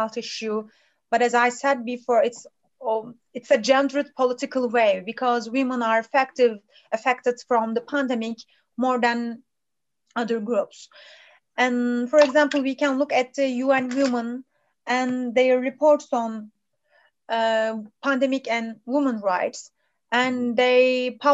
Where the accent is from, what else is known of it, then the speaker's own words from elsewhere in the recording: Turkey; also born or lived in Lund, Sweden; from Turkey.